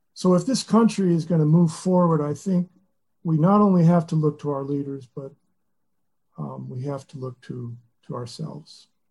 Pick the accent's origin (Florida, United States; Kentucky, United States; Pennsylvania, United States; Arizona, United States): Kentucky, United States; Lexington; Lexington, about two and a half hours from the monastery, which is my hometown, Lexington.